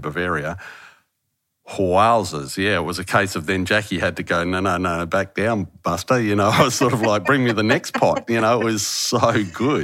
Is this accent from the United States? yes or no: no; Harvey, Western Australia, Australia; moved away as an adult; my hometown is a little place called Harvey. Haven't lived there for nearly thirty years